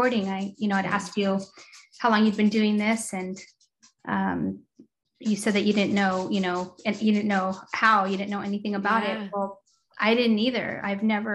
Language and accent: English; Torrance, California, United States; I grew up in LA, South Torrance